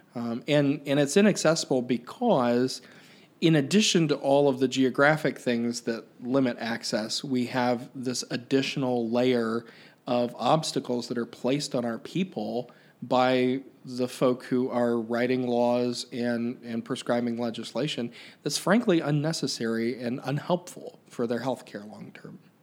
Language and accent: English; Pike County, Ohio, United States; I grew up in Pike County, which is just south of Chillicothe